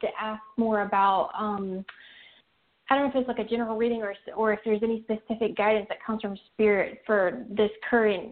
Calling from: North Carolina, United States; I'm calling from North Carolina

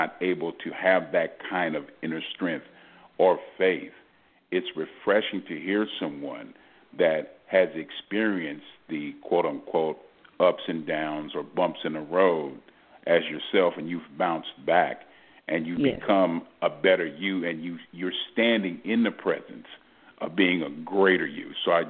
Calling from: Houston, Texas, United States; I'm calling from Houston.

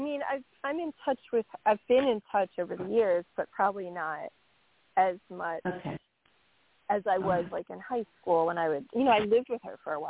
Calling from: New York, United States; Hi, this is … from New York.

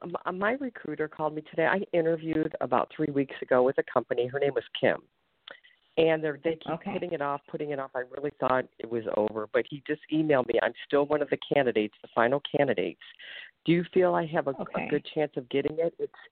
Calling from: Ohio, United States; I'm calling from Ohio.

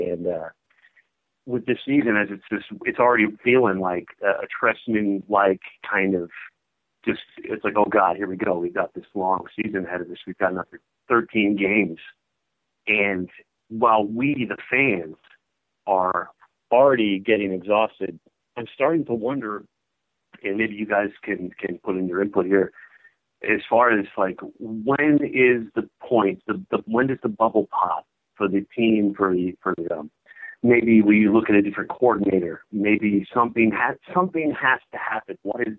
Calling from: Champaign, Illinois, United States; I'm calling in from Champaign.

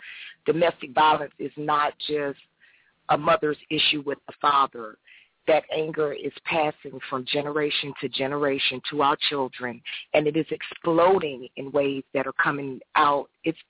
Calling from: Jacksonville, Florida, United States; Jacksonville, Florida.

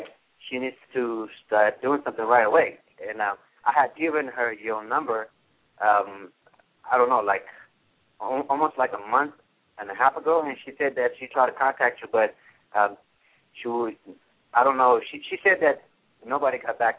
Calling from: Las Vegas, Nevada, United States; I'm calling from Las Vegas, Nevada.

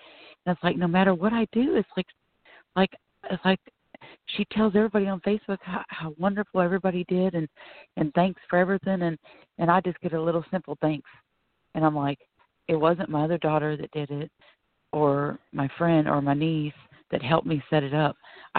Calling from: Florida, United States; I'm calling from Florida.

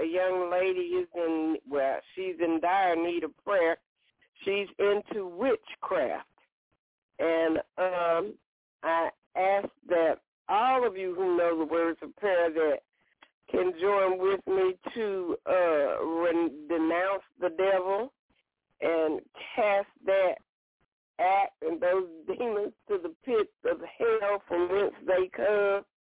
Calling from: Alabama, United States; from Alabama.

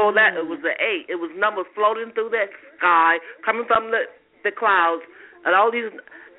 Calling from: Georgia, United States; I'm calling from Georgia.

